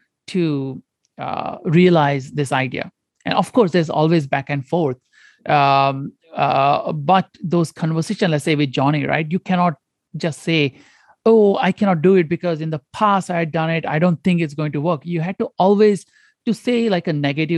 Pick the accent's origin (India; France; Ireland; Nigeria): India; Goa; moved away as an adult; also born or lived in Detroit / Stanford; I grew up in India, in a very small province called Goa